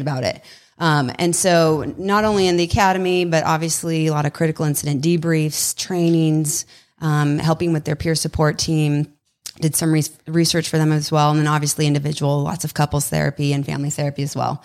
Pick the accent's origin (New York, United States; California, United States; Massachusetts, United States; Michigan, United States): California, United States; Southern; moved away as an adult; also born or lived in Los Angeles; now in Texas, United States; originally from Southern California